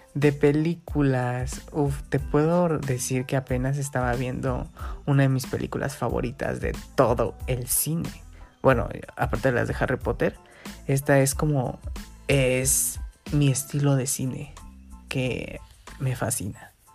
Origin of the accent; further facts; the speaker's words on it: Guerrero, Mexico; aquí estoy en mi pueblito, en Guerrero